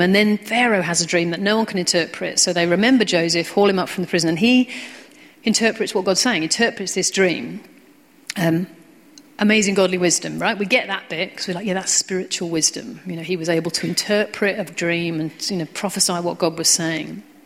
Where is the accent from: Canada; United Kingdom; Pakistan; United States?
United Kingdom; we're British